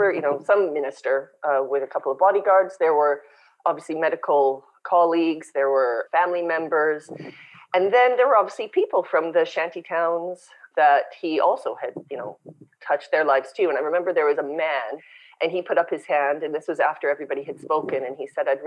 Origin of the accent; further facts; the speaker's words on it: Winnipeg, Manitoba, Canada; moved away as an adult; also born or lived in South Africa / London, England / Bangkok, Thailand / London, Ontario; now in Olinda, Brazil; And growing up in Canada, I grew up in Winnipeg.